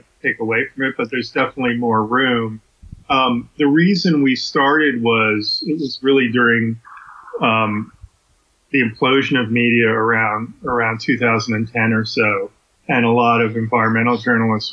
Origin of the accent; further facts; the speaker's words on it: New York, United States; I grew up in New York